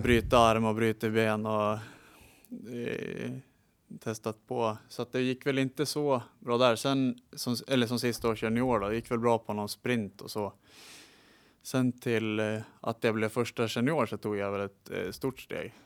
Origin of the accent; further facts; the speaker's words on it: Sundsvall, Västernorrland County, Sweden; also born or lived in Ljungby; Uppväxt här i Sundsvall. Bott, eh, föddes i Ljungby, men sen flyttade jag upp hit när jag var ett halvår, så jag är ju sundsvallare